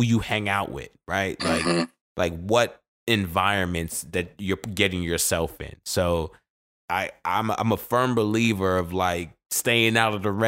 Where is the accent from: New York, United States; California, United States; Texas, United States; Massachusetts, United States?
New York, United States; New York City; Born and raised, growing up in Brooklyn, New York, man, we can come off a little aggressive